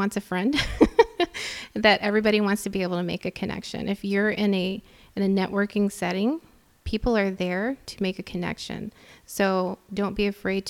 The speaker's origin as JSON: {"language": "English", "region": "Texas", "country": "United States", "tie": "born or raised there", "moved": "as an adult", "lives_now": "Chicago, United States", "said": "growing up in Texas, growing up in a you know, Hispanic household"}